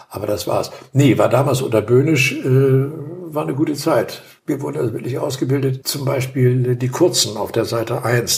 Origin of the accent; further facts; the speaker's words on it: Hamburg, Germany; moved away as an adult; now in Wendland, Germany; wir kommen aus der Region, wir sind in Hamburg aufgewachsen, haben da gewohnt, gelebt